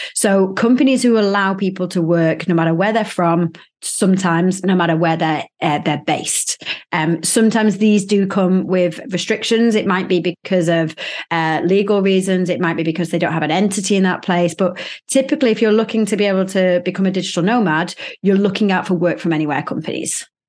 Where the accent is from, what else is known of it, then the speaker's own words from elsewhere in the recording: Manchester, North West England, United Kingdom; moved away; not far, like ten minutes drive away from where I grew up